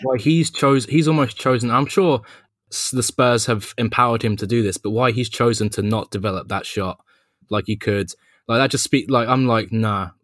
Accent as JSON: {"language": "English", "region": "London", "country": "United Kingdom", "said": "I'm from London, if you can't tell"}